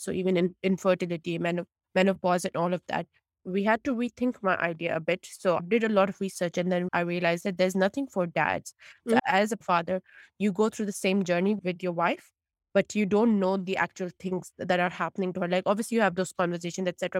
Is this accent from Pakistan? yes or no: yes; Pakistan; moved away as an adult; also born or lived in United States; now in United Kingdom; originally I'm from Pakistan and I come from a South Asian background